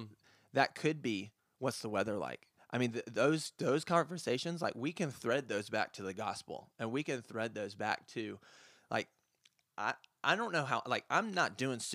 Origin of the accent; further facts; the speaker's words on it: Lyman, South Carolina, United States; Yeah, so I'm actually from Lyman. It's a little bit outside of Greer, but I kind of like it because it's away from the city